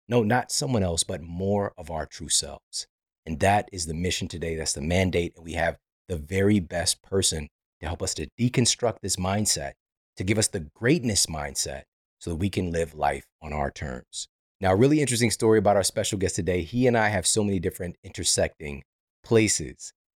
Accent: Midwest, United States; I'm from the Midwest.

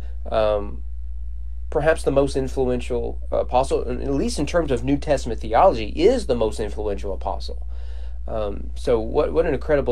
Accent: Bible Belt, the South, United States; I grew up in a Bible Belt rural community

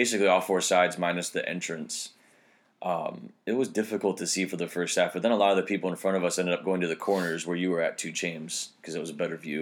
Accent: Illinois, United States; I come from Illinois.

